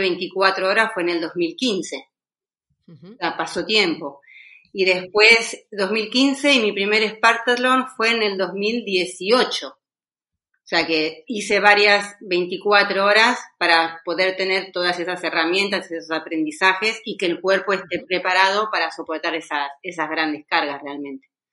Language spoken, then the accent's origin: Spanish; Mar del Plata, Buenos Aires Province, Argentina; moved away as an adult; now in Málaga, Spain; nosotros somos de, bueno, somos marplatenses de Argentina y hace ya casi 20 años que estamos en España y ahora mismo hace ya casi 10 que estamos viviendo en Málaga.